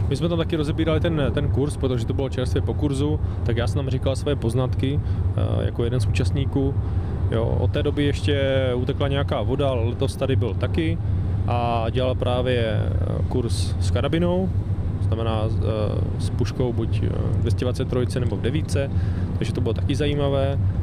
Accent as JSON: {"language": "Czech", "country": "Czechia", "said": "jsme Češi"}